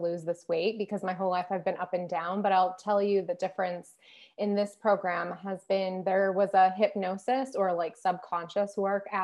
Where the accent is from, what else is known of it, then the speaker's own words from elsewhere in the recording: United States; moved away; being American